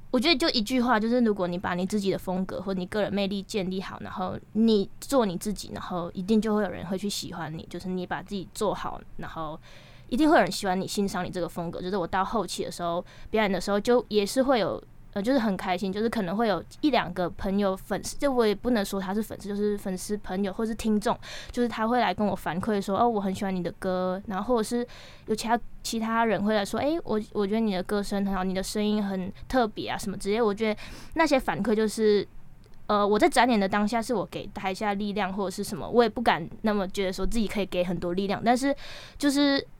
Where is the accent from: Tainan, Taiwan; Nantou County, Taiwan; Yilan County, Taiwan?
Nantou County, Taiwan; 我在南投